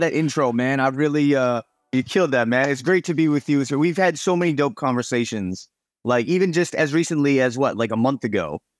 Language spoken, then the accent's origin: English; New England, United States; also born or lived in Chicago, Illinois; now in Los Angeles, United States; I was actually born in Chicago, and I grew up in New England